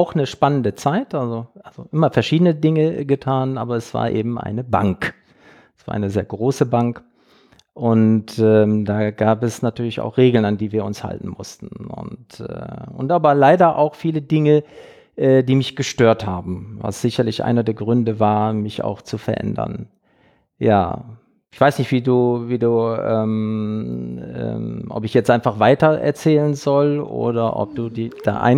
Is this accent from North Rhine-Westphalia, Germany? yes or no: yes; Duisburg, North Rhine-Westphalia, Germany; born there; Also ich bin geboren in Duisburg, 1962 hm. sozusagen unter äh, den Dämpfen der Kupferhütte, wirklich mit Blick auf die Kupferhütte in Duisburg-Hofeld.